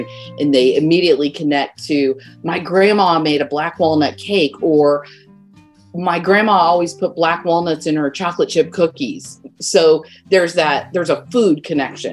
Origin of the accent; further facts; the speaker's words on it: the Ozarks, Missouri, United States; I grew up in the Ozarks, and that's how I made my spending money as a kid